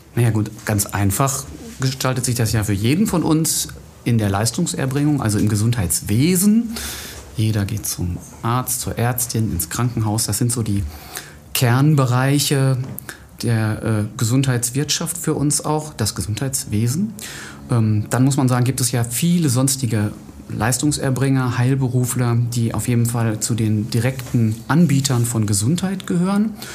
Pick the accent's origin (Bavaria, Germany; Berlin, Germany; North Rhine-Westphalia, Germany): North Rhine-Westphalia, Germany; Wetter; moved away as an adult; now in Essen, Germany; Ich bin geboren in Wetter an der Ruhr und habe da die Hälfte meines Lebens ungefähr gelebt